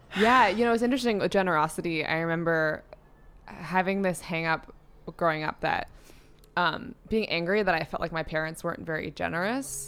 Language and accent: English; New York City, New York, United States; I grew up in New York City in a studio apartment